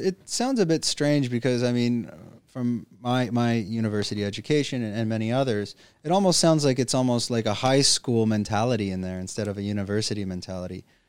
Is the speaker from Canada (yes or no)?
yes; Canada; moved away; I'm from Canada